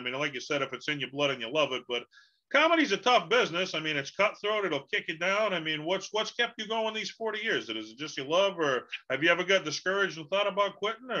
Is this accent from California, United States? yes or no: no; Boston, Massachusetts, United States; I'm from Boston, so a Boston guy